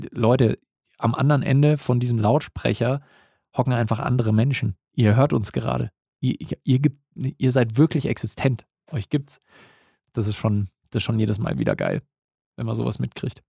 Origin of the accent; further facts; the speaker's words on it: Bavaria, Germany; Bei uns in Bayern